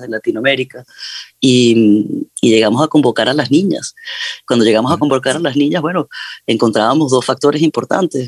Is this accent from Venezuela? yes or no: yes; Amazonas, Venezuela; moved away; yo soy de Venezuela, crecí en el Amazonas venezolano